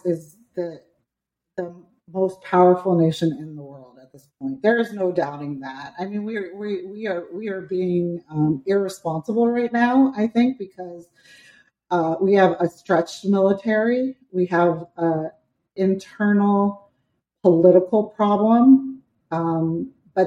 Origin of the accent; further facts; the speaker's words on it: Pennsylvania, New Jersey, New York area, tri-state area, United States; I grew up in Pennsylvania, New Jersey, New York area